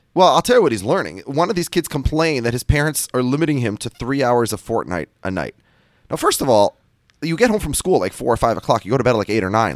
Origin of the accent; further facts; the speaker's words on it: Minnesota, United States; now in New York, United States; I'm from Minnesota. I live in New York.